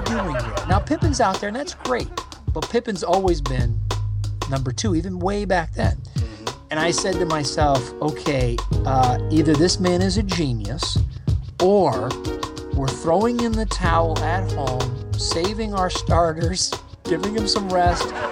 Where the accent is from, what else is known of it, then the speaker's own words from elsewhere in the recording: Canada; growing up in Canada